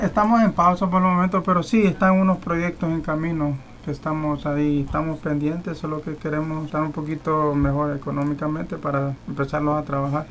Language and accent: Spanish; Honduras; now in New York, United States; mis papás allá en Honduras y a mis familiares que están aquí